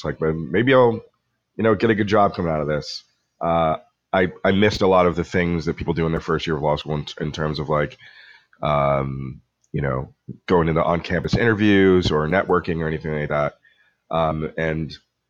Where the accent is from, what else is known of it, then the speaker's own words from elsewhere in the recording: Pepperell, Massachusetts, United States; also born or lived in Colombia; I grew up predominantly on the North Shore of Massachusetts up in a little town called Pepperell